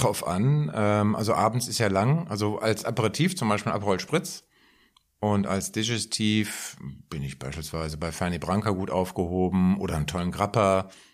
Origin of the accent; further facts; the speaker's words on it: Frankfurt, Hesse, Germany; an die eigene Schulzeit äh, zurückerinnert, bei uns in Frankfurt, linksliberales Umfeld etc., wir haben auch Schulstreiks gemacht